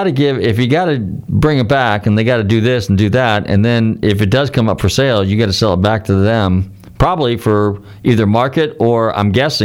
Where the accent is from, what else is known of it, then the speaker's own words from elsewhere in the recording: United States; I told him that I was from the United States